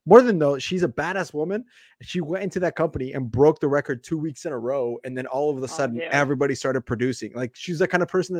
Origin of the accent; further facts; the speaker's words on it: Bogota, Colombia; born there; Hey, I got the Colombian in me. I got that homie. I was born in South Bogota. That's the dangerous part of Bogota called Bogota.